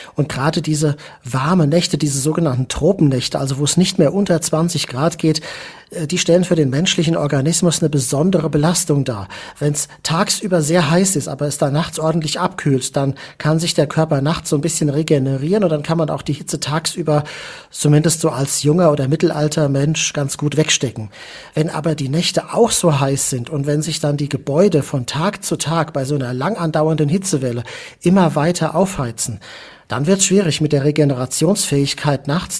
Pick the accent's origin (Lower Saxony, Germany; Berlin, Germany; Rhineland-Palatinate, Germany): Rhineland-Palatinate, Germany; Mainz; Ich komme ja aus Mainz, äh, bin da auch aufgewachsen